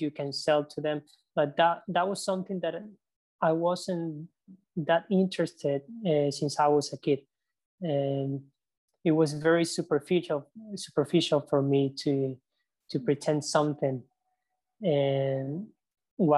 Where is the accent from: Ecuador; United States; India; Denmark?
Ecuador; I grew up in the city